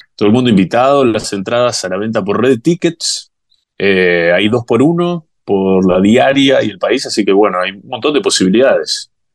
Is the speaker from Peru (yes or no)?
no; Uruguay; moved away as an adult; now in Brazil; yo como uruguayo